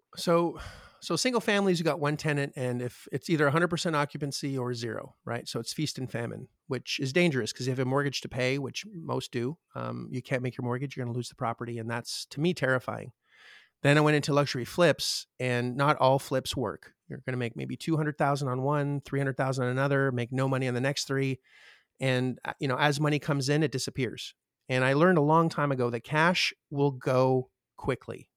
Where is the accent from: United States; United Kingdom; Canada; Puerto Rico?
Canada; I'm Canadian